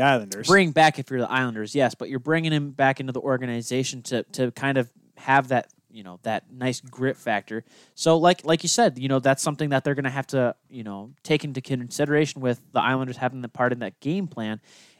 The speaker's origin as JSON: {"language": "English", "town": "Detroit", "region": "Michigan", "country": "United States", "tie": "born or raised there", "said": "Growing up in Detroit"}